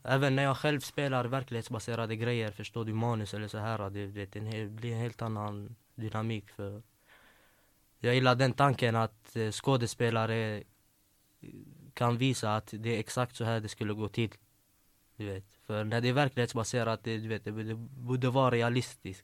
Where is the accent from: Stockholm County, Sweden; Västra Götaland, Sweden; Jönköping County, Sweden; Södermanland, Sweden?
Västra Götaland, Sweden; Gothenburg; also born or lived in Växjö; Jag är uppväxt i Angered, där Hammarkullen.